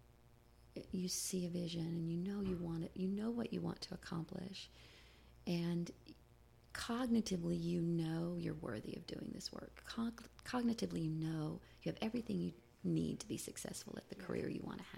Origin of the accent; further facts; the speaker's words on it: the South, United States; I grew up in the South in a fundamental, independent Baptist church